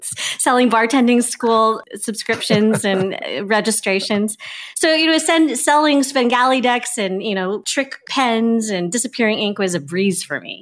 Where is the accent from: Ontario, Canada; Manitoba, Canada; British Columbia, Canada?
British Columbia, Canada; Victoria; I grew up in Victoria, B C, and so it's on the West Coast.